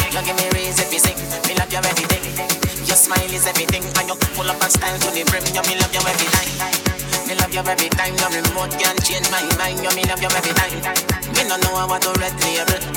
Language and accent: English; Portmore, Saint Catherine, Jamaica; I'm from Portmore, that's in J.A.